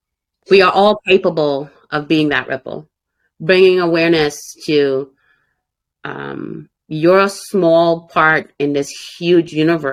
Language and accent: English; Jamaica; I was like, no, you crazy, man, because I'm Jamaican. We ain't black together.